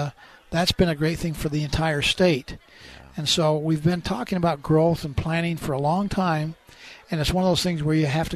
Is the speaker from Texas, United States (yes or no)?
no; Orem, Utah, United States; born or raised there; also born or lived in American Fork, Utah